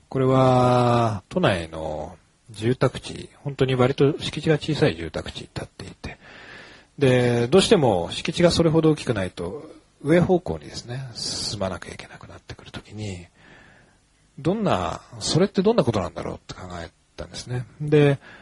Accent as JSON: {"language": "Japanese", "region": "Hokkaido", "country": "Japan", "tie": "born or raised there", "moved": "yes", "lives_now": "Tokyo, Japan", "said": "僕、北海道の出身なんですけれども、東京に出てきた時に"}